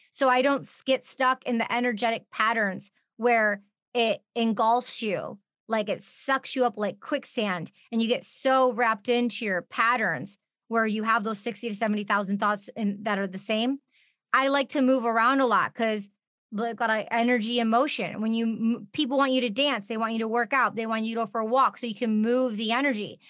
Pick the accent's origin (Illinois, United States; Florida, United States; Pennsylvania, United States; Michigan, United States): Michigan, United States; We're both from Michigan